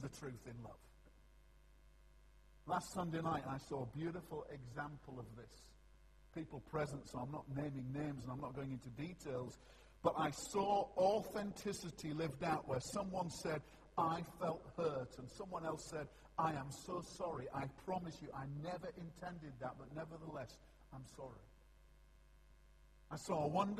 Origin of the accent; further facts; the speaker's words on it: Yorkshire and the Humber, United Kingdom; I'm a Yorkshireman